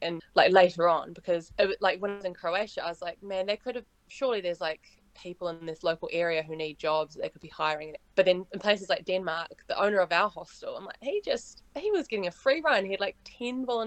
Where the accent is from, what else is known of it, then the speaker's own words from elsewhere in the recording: New Zealand; accent: Kiwi; I'm from New Zealand